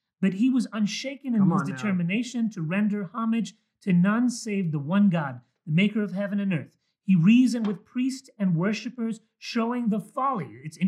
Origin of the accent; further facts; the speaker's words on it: Mexico; born there; I was born in Mexico, so I have a Mexican birth certificate.